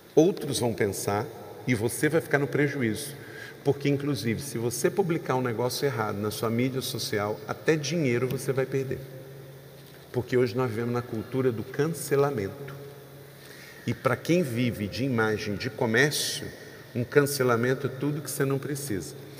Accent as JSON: {"language": "Portuguese", "region": "Rio de Janeiro", "country": "Brazil", "tie": "born or raised there", "said": "eu sou natural do estado do Rio de Janeiro"}